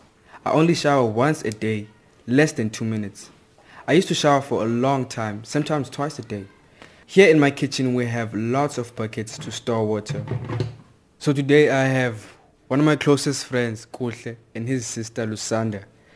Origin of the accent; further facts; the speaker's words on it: Cape Town, Western Cape, South Africa; I'm 17 and I'm from Khayelitsha, a township 30 kilometers from Cape Town city center.